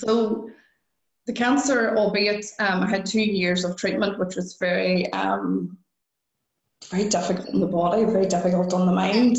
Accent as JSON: {"language": "English", "country": "Ireland", "said": "I'm Irish"}